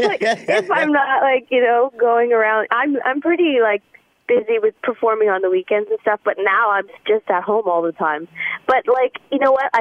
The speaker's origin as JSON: {"language": "English", "town": "Ottawa", "region": "Ontario", "country": "Canada", "tie": "born or raised there", "said": "my hometown, Ottawa"}